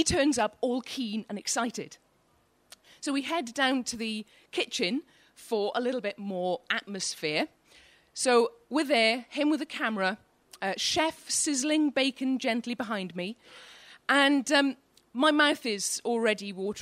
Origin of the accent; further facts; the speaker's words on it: Welsh, Wales, United Kingdom; now in Newcastle upon Tyne, United Kingdom; I'm Welsh